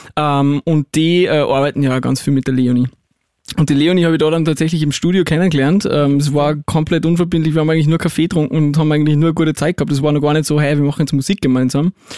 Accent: Salzburg, Austria; ich bin aus Salzburg

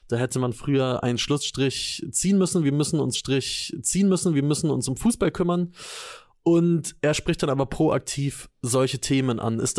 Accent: Lower Saxony, Germany; ich komme komm

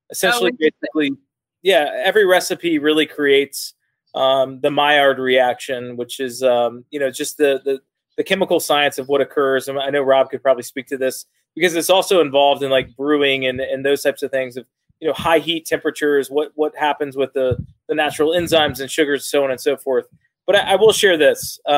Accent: the South, United States; one of the unique things as being born and raised in the South is there's a drastic difference between what is barbecue and what is grilling.

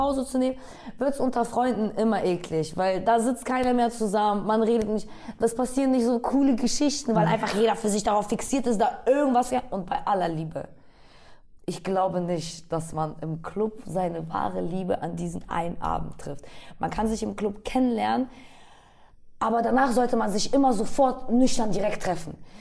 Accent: Bremen, Germany; now in Berlin, Germany; ich bin aus Bremen

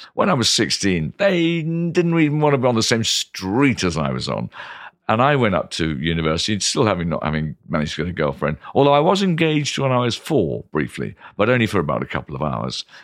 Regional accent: Canterbury, South East England, United Kingdom; moved away as an adult; now in London, United Kingdom; I grew up in Canterbury

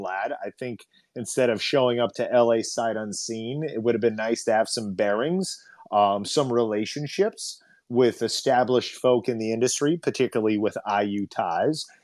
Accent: Indiana, United States; now in Los Angeles, United States; us being from there

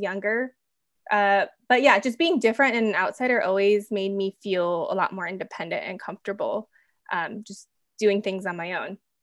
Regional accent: Minnesota, United States; I grew up in Minnesota.

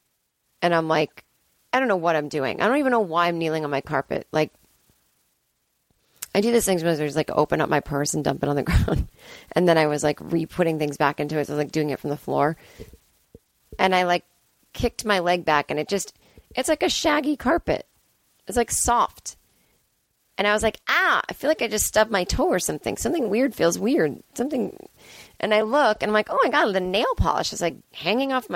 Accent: Boston, Massachusetts, United States; moved away; it's my hometown

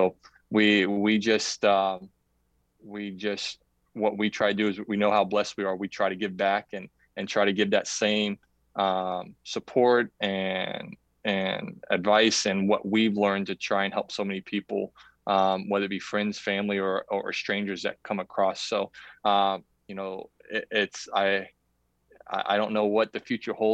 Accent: Grant, Florida, United States; I grew up in Grant, Florida to two parents that worked their asses off

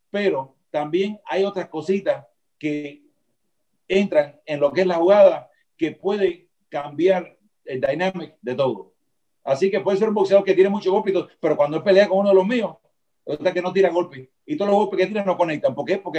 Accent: Cuba; now in Miami, United States; Pero tengo que volver a Miami porque soy latino, soy cubano.

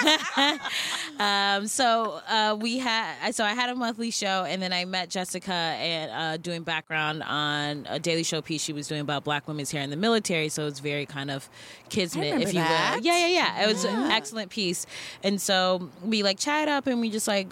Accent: Cleveland, Ohio, United States; I'm from Cleveland

